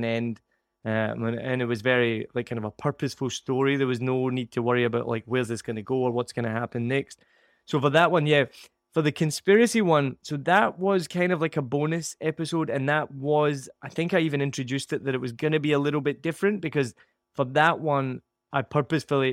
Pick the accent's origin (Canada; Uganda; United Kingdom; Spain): United Kingdom; Scotland; I am Scottish